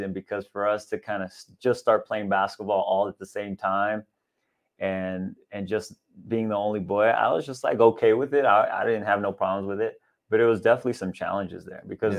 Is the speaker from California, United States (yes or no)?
yes; Los Angeles, California, United States; also born or lived in Pacoima / North Hills; we moved from Pacoima over to North Hills